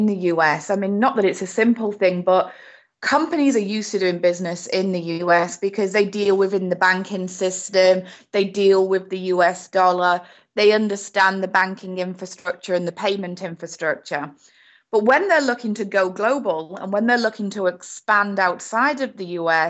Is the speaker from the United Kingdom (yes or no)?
yes; United Kingdom; accent: British; moved away as an adult; also born or lived in Spain / Portugal / Florida; now in United States; my very British accent here, but I have been in the US for 15 years now